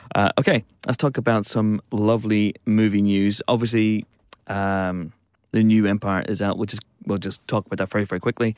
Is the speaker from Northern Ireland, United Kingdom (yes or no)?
yes; Banbridge, Northern Ireland, United Kingdom; my hometown, Banbridge.